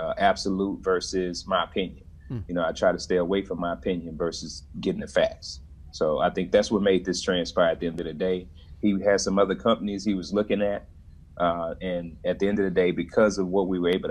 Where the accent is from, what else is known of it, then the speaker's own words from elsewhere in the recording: Dallas, Texas, United States; I'm from Dallas originally